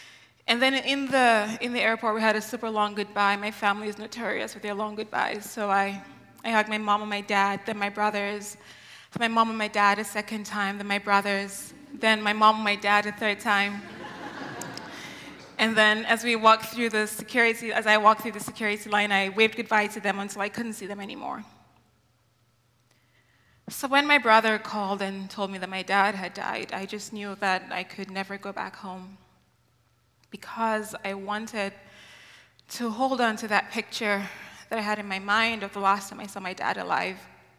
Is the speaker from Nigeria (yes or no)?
yes; Nigeria; And it took me 12 years to realize this because I grew up in Nigeria.